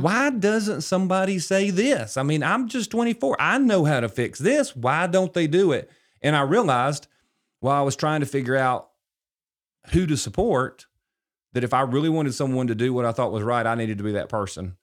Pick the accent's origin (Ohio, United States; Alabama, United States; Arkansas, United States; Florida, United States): Alabama, United States; Gardendale; also born or lived in Gadsden, Alabama; I grew up in Gardendale